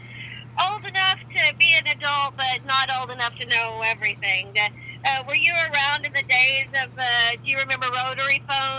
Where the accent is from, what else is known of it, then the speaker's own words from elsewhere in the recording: Levelland, Texas, United States; moved away; I grew up in Levelland, which is a great small town, but it is very small. I think they have like 13,000 now.